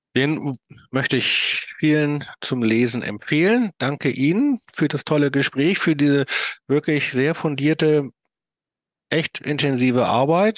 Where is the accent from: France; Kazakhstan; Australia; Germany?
Germany; Hamburg; ich komme ja aus Hamburg